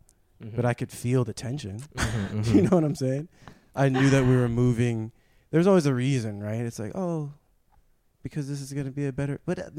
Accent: San Gabriel Valley, California, United States; also born or lived in San Marino, California; I was raised in San Gabriel Valley in a Chinese and white community, but, you know, and with my Chinese side.

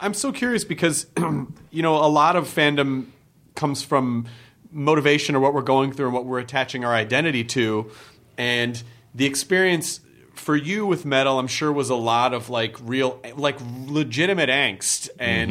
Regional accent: Memphis, Tennessee, United States; when I grew up in Memphis

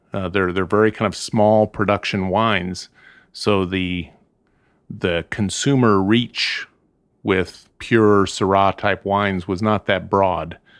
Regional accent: Southern California, United States; also born or lived in Midwest; now in Santa Ynez Valley, United States; I grew up in Southern California. I'm from the Midwest. My parents are both Midwesterners, uh, but I grew up in Southern California.

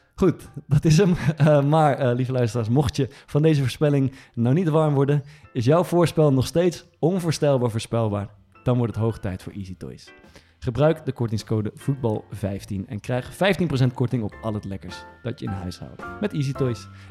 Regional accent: Amersfoort, Utrecht, Netherlands; is uit Amersfoort, dat is waar ik vandaan kom

